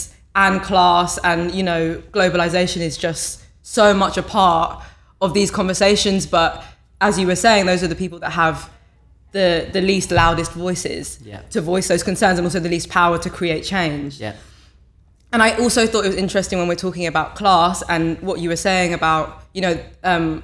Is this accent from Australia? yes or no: no; London, United Kingdom; I'm from New Cross Gate, Lewisham Borough, went to primary school, secondary school, college there.